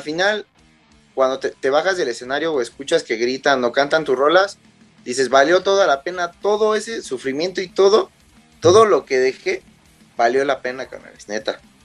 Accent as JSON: {"language": "Spanish", "country": "Mexico", "said": "somos mexicanos"}